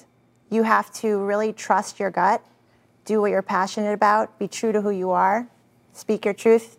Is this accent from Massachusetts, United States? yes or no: yes; Weston, Massachusetts, United States; Weston, Mass., my hometown.